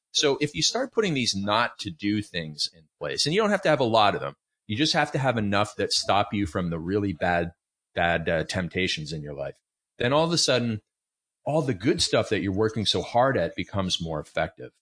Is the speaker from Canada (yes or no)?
yes; Canada; I grew up in Canada